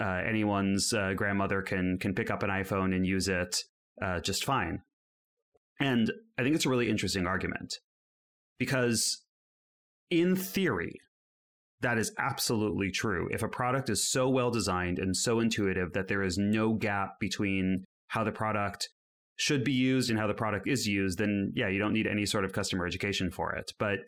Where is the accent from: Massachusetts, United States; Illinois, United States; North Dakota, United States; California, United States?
California, United States; now in Amsterdam, Netherlands; I'm currently living in Amsterdam, although as you can hear by my accent, I'm still a baby European. I'm out here recently from the Bay Area in the United States.